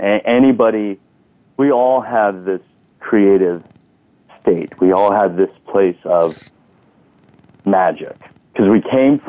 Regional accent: Thailand; also born or lived in Texas; now in United States; You know, we came from Thailand, and then I graduated with a bachelor's in public health in San Antonio, Texas.

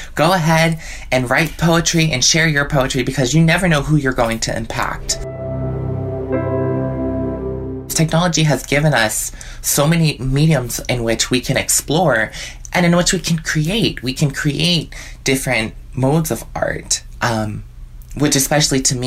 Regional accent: Pittsburgh, Pennsylvania, United States; I'm from Pittsburgh, Pennsylvania

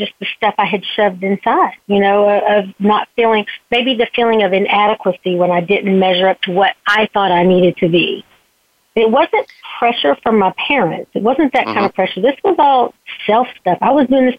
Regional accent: Southeast Texas, United States; I was born in Southeast Texas

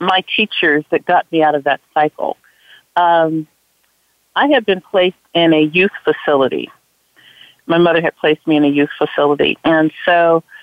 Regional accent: Los Angeles, California, United States; I grew up right here in Watts. I went to this exact same high school, which is Jordan High School.

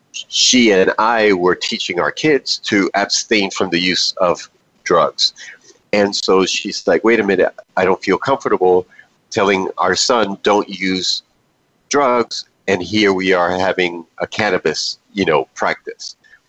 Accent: New York City, New York, United States; moved away; I am not originally from the state of Florida. I am originally from the great state of New York, specifically from New York City. I was born in Manhattan and raised in the South Bronx.

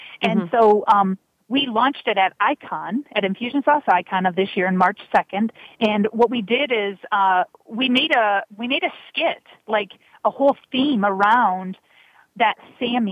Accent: Michigan, United States; moved away; I'm originally from Michigan, as I told you, but my family's half Canadian

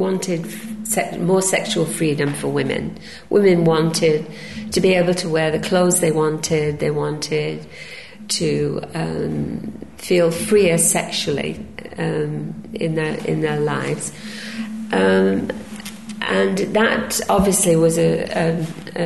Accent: Belgium; moved away as an adult; leave Belgium, my home country

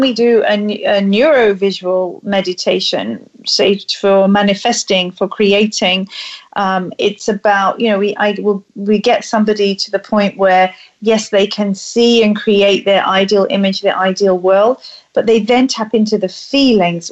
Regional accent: England, United Kingdom; being a Brit

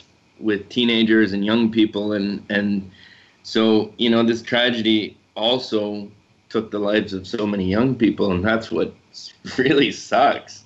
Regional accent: Swift Current, Saskatchewan, Canada; I'm from Swift Current

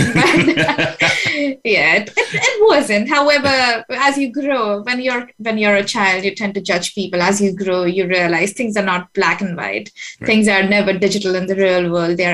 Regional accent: Mumbai, Maharashtra, India; moved away as an adult; I spent the first 26 years of my life in India. I was born in Bombay.

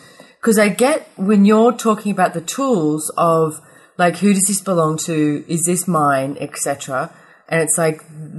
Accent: Australia; I'm from Perugian Beach, Australia.

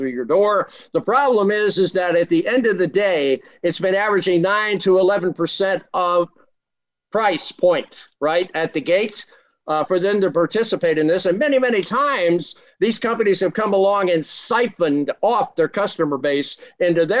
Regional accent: Washington, District of Columbia, United States; I was born in Washington, D.C.

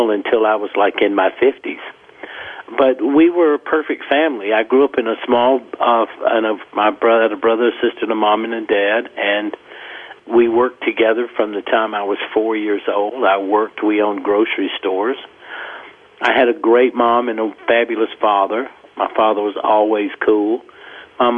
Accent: rural South Carolina, United States; growing up in the South

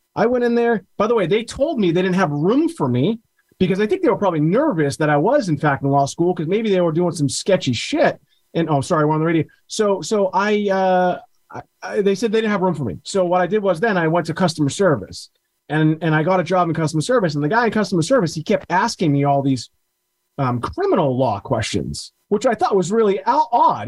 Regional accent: Beverly, Massachusetts, United States; my hometown of Beverly, Massachusetts

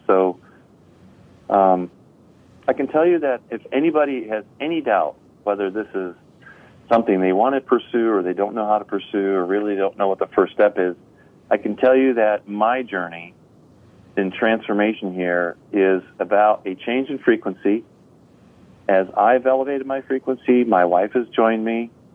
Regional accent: North Country, New York, United States; now in Crown Point, United States; I was raised in the North Country, New York

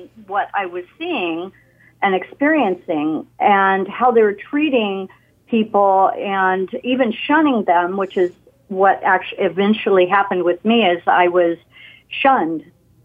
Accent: West Covina, California, United States; I was raised in L.A., in West Covina area

